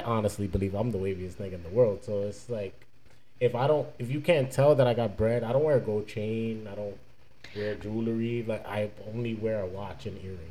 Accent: New York, United States; now in Fort Lauderdale, United States; I'm from New York

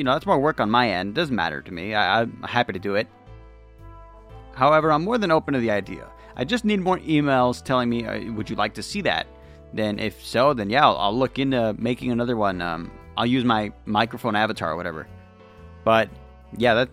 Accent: the Bible Belt, United States; I was raised in the Bible Belt

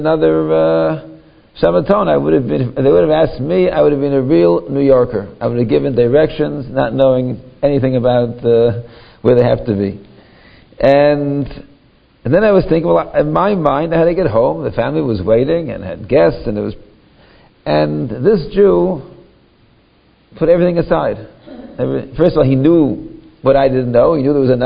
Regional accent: Toronto, Ontario, Canada; my hometown, Toronto

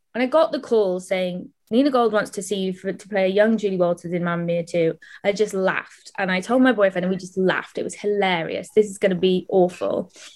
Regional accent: Welsh, Wales, United Kingdom; I'm Welsh, so I'm used to like being in choirs

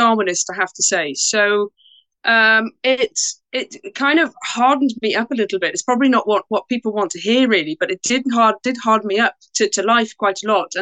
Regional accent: Porthcawl, Wales, United Kingdom; also born or lived in Bridgend, Wales; So I was born in Wales in a town called Bridgend, and brought up in a town called Porthcawl.

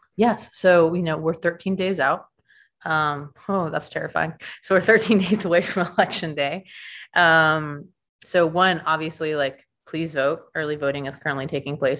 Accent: Stone Mountain, Georgia, United States; I grew up in Stone Mountain during nine eleven.

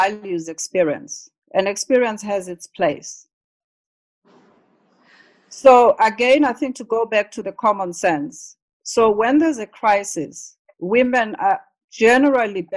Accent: South Africa; we grew up in South Africa

